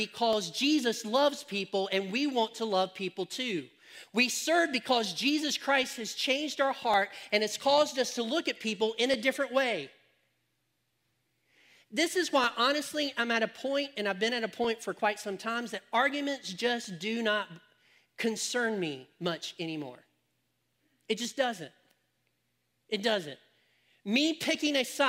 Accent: United States; we as Americans are all a mixed race

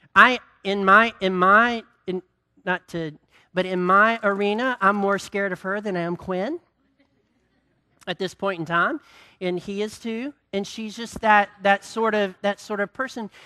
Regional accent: Greensboro, North Carolina, United States; I grew up in Greensboro

